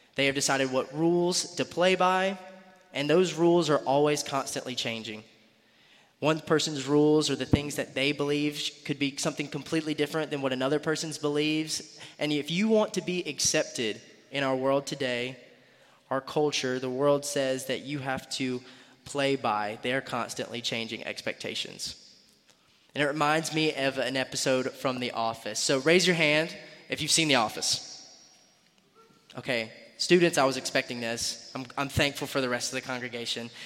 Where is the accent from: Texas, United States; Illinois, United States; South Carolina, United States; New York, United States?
South Carolina, United States; Greenville; moved away as an adult; I was born and raised in Greenville, South Carolina